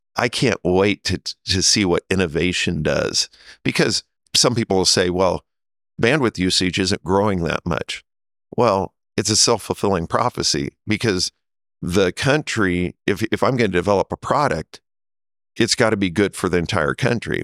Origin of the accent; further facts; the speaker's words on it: Nebraska, United States; moved away as an adult; also born or lived in Kansas City; I grew up in Nebraska